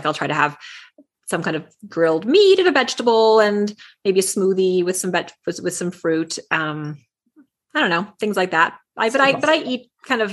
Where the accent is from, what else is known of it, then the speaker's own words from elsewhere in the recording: Texas, United States; I grew up in Texas